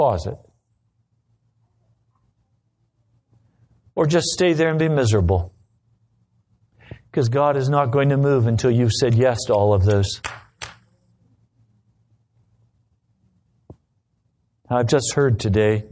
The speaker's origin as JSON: {"language": "English", "country": "United States", "said": "We're Americans."}